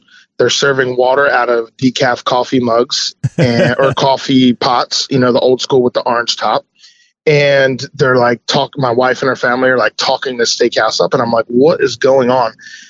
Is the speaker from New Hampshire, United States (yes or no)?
no; New Jersey, United States; now in San Diego, United States; I'm from the East Coast, South Jersey.